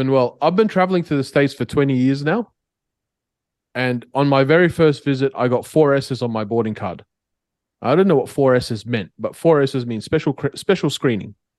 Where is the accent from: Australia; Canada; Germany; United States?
Australia; now in Middle East; I'm Australian